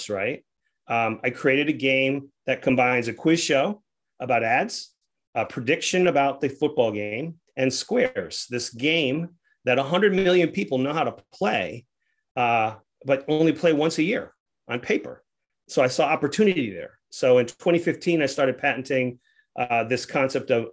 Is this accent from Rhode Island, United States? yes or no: yes; Rhode Island, United States; moved away; also born or lived in Atlanta; I'm a kid from Rhode Island